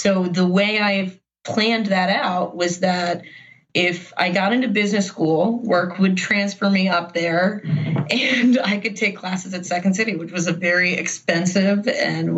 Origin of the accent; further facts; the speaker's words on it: Baltimore, Maryland, United States; I grew up in Baltimore